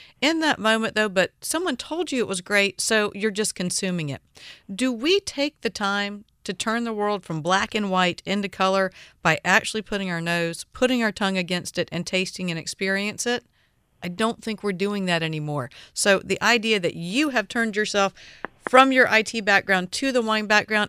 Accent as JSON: {"language": "English", "region": "the South", "country": "United States", "tie": "born or raised there", "said": "I was born and raised in the South."}